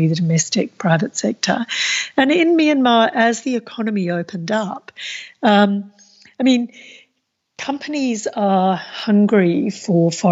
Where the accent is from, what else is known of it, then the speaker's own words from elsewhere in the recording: Australia; as an Australian